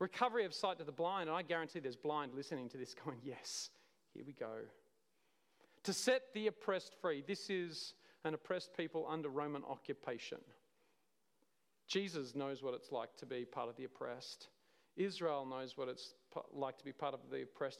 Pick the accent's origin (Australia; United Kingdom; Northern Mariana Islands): Australia; Cooma, New South Wales; I'm from Coomer